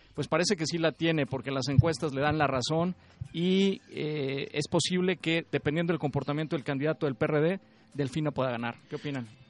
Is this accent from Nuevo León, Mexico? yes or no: no; Coahuila, Mexico; yo soy coahuilense